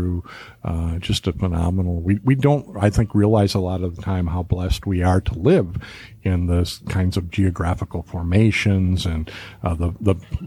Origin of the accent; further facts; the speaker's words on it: Milwaukee, Wisconsin, United States; I'm from Milwaukee, so we get to use words like